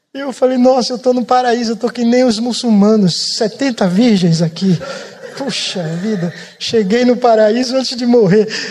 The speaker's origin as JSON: {"language": "Portuguese", "region": "Pernambuco", "country": "Brazil", "also_born_or_lived": "São Paulo", "moved": "yes", "said": "eu não sou baiano, eu sou pernambucano."}